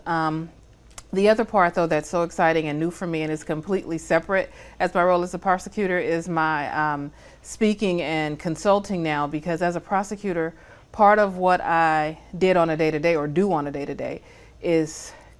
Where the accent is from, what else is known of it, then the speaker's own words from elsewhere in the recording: Oakland, California, United States; I'm from Oakland, California. Yeah. And I grew up an only child